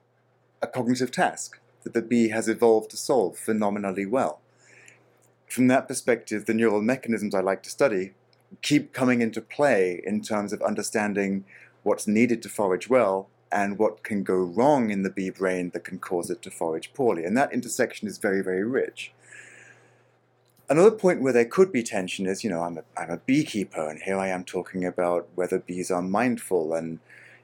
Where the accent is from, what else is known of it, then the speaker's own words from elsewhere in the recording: Australia; My home country of Australia